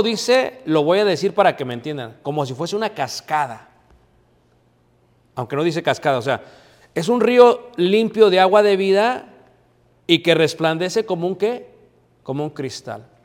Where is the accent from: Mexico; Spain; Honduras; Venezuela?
Mexico; O sea, yo que soy mexicano, y aquí hay colombianos, y hay venezolanos, ¿verdad? Y hay hondureños